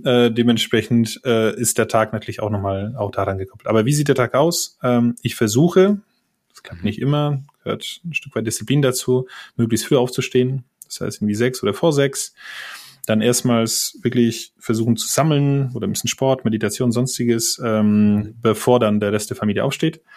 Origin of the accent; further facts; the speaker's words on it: Poland; German is a second language; moved away as an adult; now in Germany; wie man unschwer an meinen äh, Nachnamen und äh, vielleicht hier und dort an meinem Akzent erkennen kann, komme ich ursprünglich aus Polen